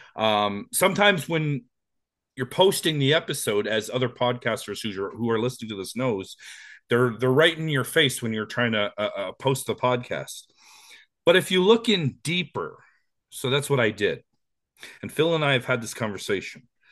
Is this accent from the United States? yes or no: no; Canada; we're Canadian